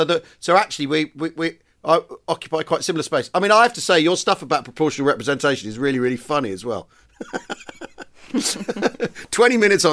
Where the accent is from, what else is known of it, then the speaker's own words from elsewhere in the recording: United Kingdom; I'm British